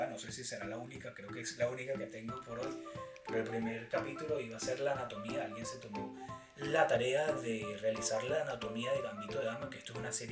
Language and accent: Spanish; Venezuela; now in United States; Somos, venezolanos. Creo que tú lo dijiste al principio. Ambos somos venezolanos.